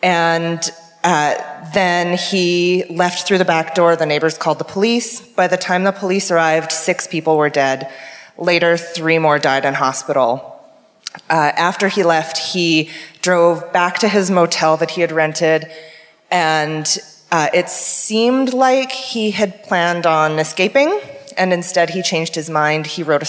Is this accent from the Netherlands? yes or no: no; Vernon, British Columbia, Canada; I'm from Vernon, British Columbia, which is... Yeah. What up, Okanagan? So it's about, I don't know, a 5-hour drive from here.